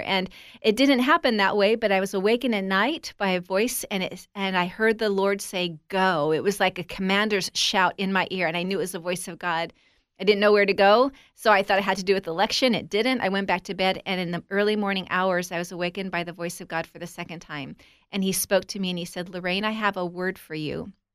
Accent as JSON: {"language": "English", "region": "Southern California", "country": "United States", "tie": "born or raised there", "said": "I was raised in Southern California to a family that were believers"}